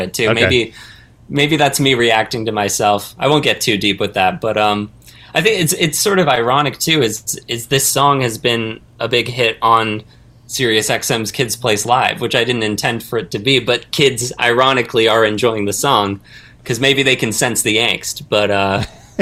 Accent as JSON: {"language": "English", "town": "Vancouver", "region": "British Columbia", "country": "Canada", "moved": "yes", "lives_now": "Los Angeles, United States", "said": "I'm from Vancouver, Canada, currently in Los Angeles"}